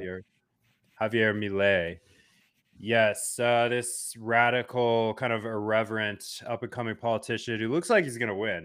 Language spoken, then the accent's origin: English; United States; being American citizen